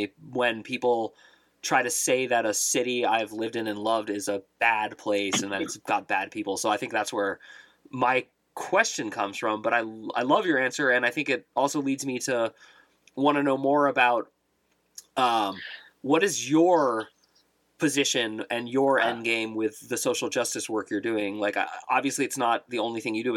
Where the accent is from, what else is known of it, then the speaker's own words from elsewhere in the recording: Oakland, California, United States; moved away as an adult; also born or lived in Pittsburgh, Pennsylvania; I grew up in Oakland, California.